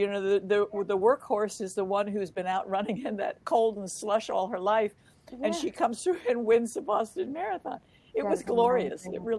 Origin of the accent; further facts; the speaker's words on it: Germany; born there; because I came from a military family, we actually lived all over the world. I was born in Germany, post-war Germany.